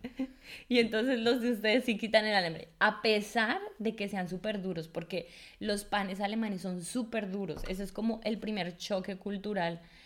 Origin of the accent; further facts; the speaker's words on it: Colombia; now in Germany; una colombiana